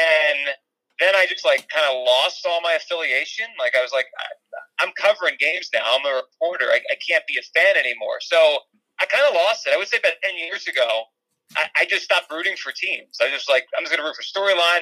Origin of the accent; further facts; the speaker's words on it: New Jersey, United States; I grew up in Jersey, Central Jersey, which exists.